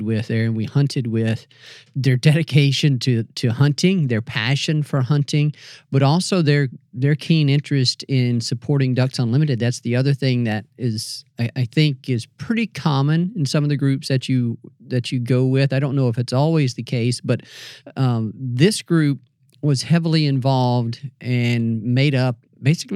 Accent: North Mississippi, United States; I grew up in North Mississippi

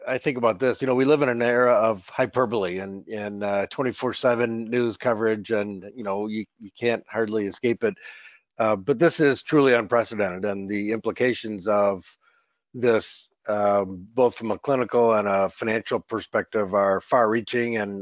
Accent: Michigan, United States; my home state of Michigan

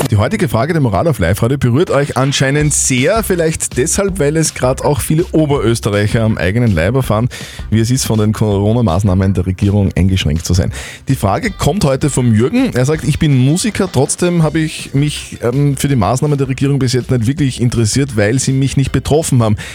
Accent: Bavaria, Germany; Ich bin ein Bayer, das ist ein großer Unterschied.

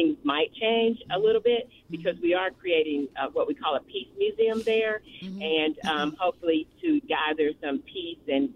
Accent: Marion, Indiana, United States; I'm originally from Marion, Indiana, and my family has a long history there

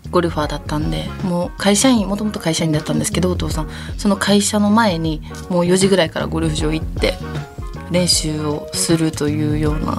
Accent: Kyoto, Japan; now in Osaka, Japan; そうなんですよ。京都一緒です。

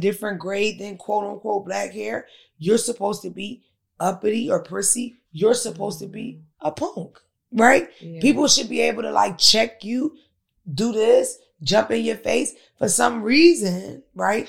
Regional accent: Philadelphia, Pennsylvania, United States; I'm from Philadelphia. Everybody is tatted.

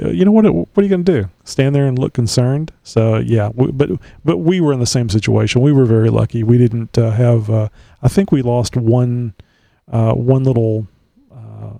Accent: Texas, United States; I've been here all my life

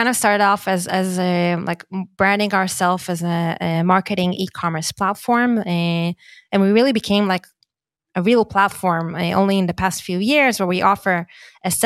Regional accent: Yavne, Central District, Israel; I was born in Yavne

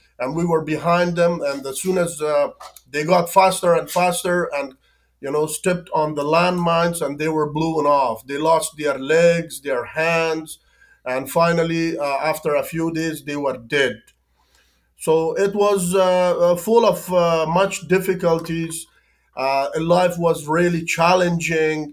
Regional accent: Afghanistan; English is a second language; moved away as an adult; growing in Afghanistan was full of hardship, difficulties, hunger, famine

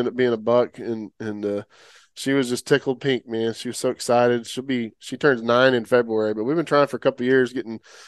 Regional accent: Oklahoma, United States; now in Texas, United States; I grew up in Oklahoma originally

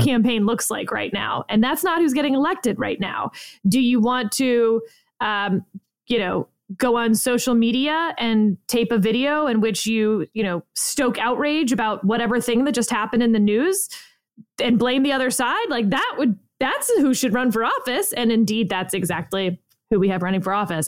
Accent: Texas, United States; growing up in Texas

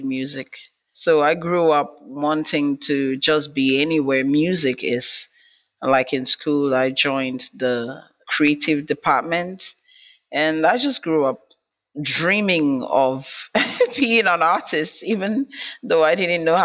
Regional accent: Nigeria; I'm from Nigeria, from Africa

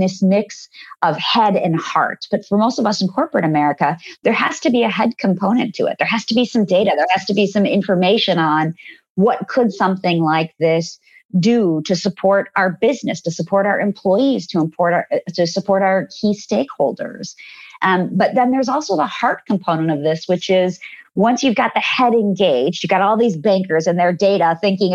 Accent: India; moved away; I was born in India and I have an enormous number of family members there.

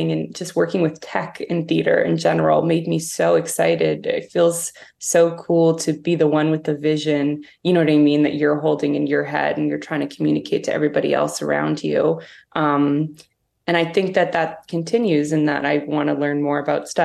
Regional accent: Toronto, Ontario, Canada; I grew up in Toronto

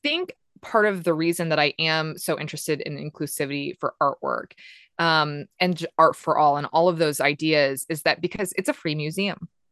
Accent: Des Moines, Iowa, United States; moved away as an adult; also born or lived in Los Angeles; I was born and raised in Des Moines

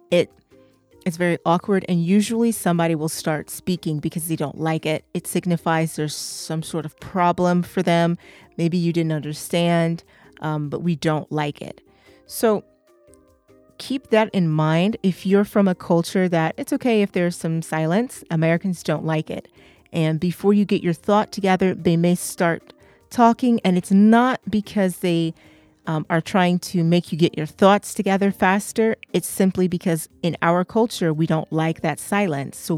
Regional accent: England, United Kingdom; I'm English

